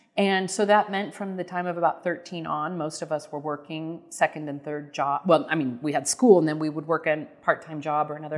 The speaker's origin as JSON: {"language": "English", "town": "Prairie Village", "region": "Kansas", "country": "United States", "tie": "born or raised there", "said": "we grew up in Prairie Village"}